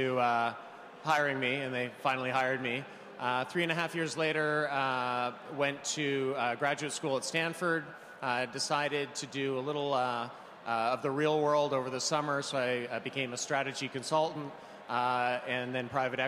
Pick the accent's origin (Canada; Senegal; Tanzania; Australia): Canada; moved away as an adult; now in New York, United States; I'm originally actually from Canada, but first moved... Yeah, all right. But moved to New York